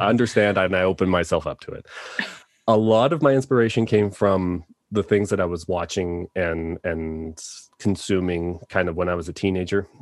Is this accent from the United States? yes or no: no; Toronto, Ontario, Canada; now in Calgary, Canada; I am originally from Toronto